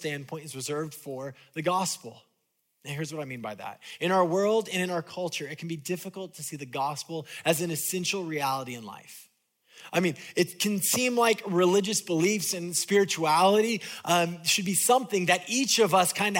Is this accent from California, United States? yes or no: yes; California, United States; moved away as an adult; my parents growing up in California would take us to Disneyland at least once a year